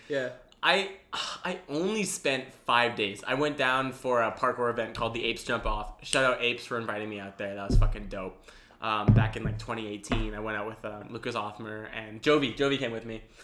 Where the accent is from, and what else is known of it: Canada